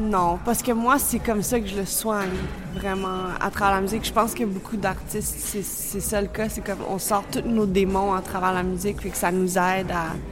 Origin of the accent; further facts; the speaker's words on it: Montreal, Quebec, Canada; also born or lived in Budapest, Hungary; je me considère vraiment péruvienne, canadienne, parce que j'ai grandi au Canada